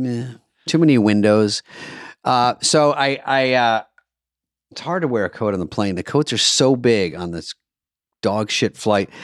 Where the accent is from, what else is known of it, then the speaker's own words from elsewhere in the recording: Michigan, United States; I was born in Michigan